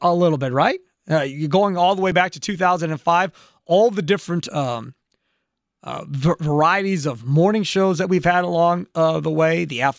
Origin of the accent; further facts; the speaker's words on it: Kenosha, Wisconsin, United States; growing up in Kenosha